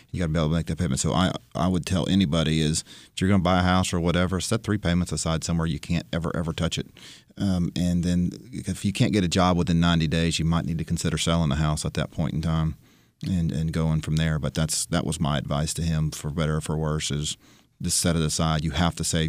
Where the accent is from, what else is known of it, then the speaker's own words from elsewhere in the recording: Florida, United States; now in Nashville, United States; I grew up in Florida